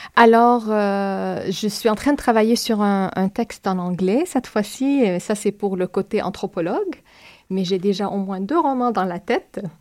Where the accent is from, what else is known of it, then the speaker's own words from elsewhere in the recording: Palestine; French is a second language; now in Montreal, Canada; C'est ma façon d'être palestinienne